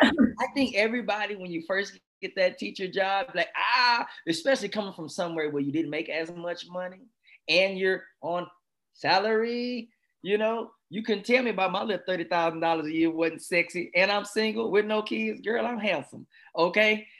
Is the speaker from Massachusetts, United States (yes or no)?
no; Texas, United States; I'm from Texas